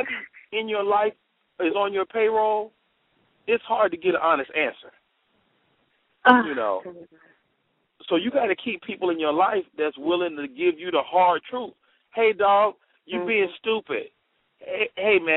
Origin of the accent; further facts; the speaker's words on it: Chicago, Illinois, United States; I'm from Chicago, so I'm real big on house music